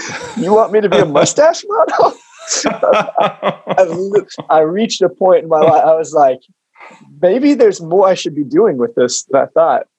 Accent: Oklahoma, United States; I'm from Oklahoma

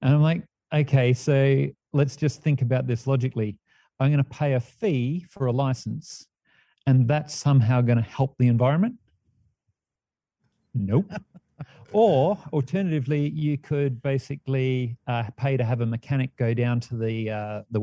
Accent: Perth, Western Australia, Australia; moved away as an adult; also born or lived in Sydney; now in Mount Shasta, United States; I was born in Sydney, grew up in Perth

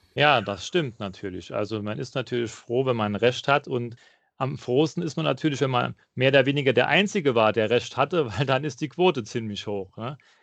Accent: near Saarbrücken, Saarland, Germany; Ich komme aus der Nähe von Saarbrücken

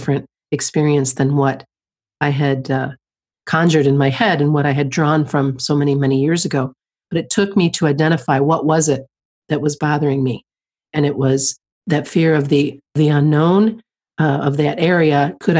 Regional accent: just outside of Detroit, Michigan, United States; moved away; I grew up just outside of Detroit

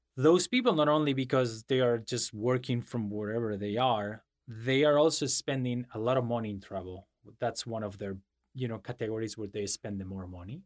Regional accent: Madrid, Community of Madrid, Spain; English is a second language; moved away; I was born and raised in Madrid

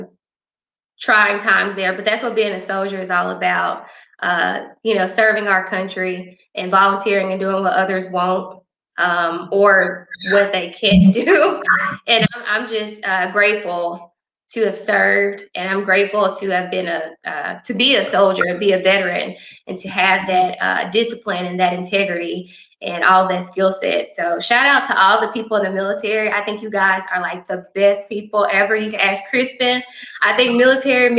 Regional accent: Grenada, Mississippi, United States; I'm from Grenada, Mississippi. I graduated from Grenada High School, of course.

